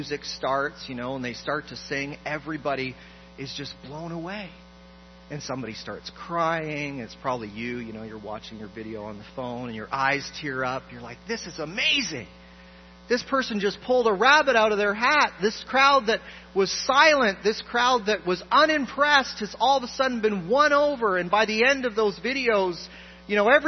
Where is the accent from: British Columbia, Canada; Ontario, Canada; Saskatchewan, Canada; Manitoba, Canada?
Ontario, Canada; Toronto; I grew up in a wonderful church in Toronto